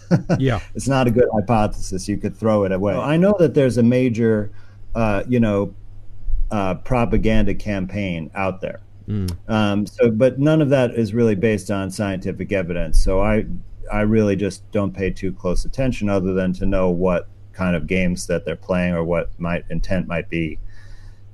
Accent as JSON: {"language": "English", "region": "New York", "country": "United States", "tie": "born or raised there", "said": "my home state of New York"}